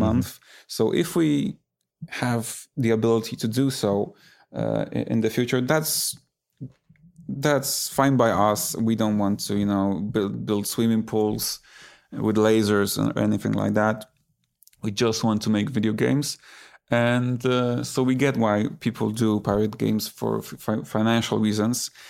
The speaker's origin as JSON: {"language": "English", "country": "Poland", "tie": "born or raised there", "said": "I grew up in Poland"}